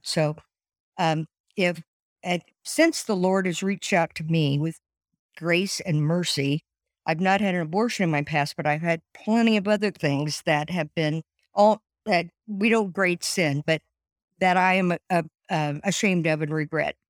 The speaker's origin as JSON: {"language": "English", "town": "Columbus", "region": "Indiana", "country": "United States", "tie": "born or raised there", "moved": "as an adult", "lives_now": "Fort Wayne, United States", "said": "I was born in Columbus, Indiana, and lived there until I got married and moved to Fort Wayne"}